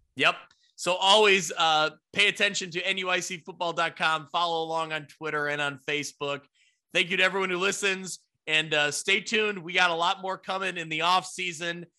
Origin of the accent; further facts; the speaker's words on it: Ottawa, Illinois, United States; Ottawa, Illinois, my hometown that I grew up